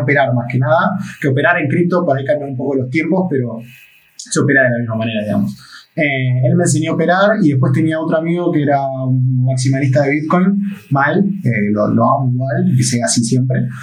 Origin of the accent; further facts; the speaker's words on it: Argentina; siendo argentino